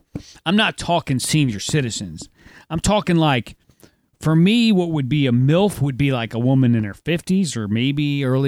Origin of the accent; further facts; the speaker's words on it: Midwest, United States; as a Midwesterner.